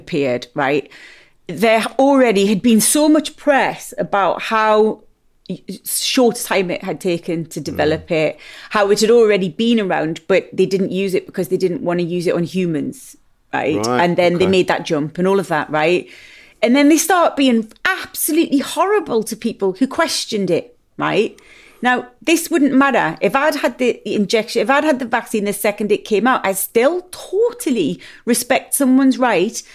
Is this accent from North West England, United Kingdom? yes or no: no; Newcastle upon Tyne, North East England, United Kingdom; I'm a Geordie big mouth